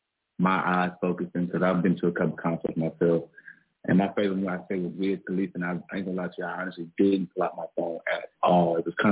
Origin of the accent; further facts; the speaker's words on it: Northwest Georgia, United States; I'm from GA.